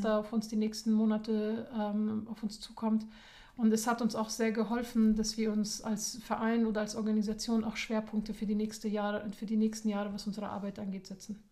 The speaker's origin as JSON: {"language": "German", "country": "Germany", "said": "wir sind als deutsche Hilfsorganisation, als deutsche Frauen, also ganz groß geschrieben als Deutsche und Frauen"}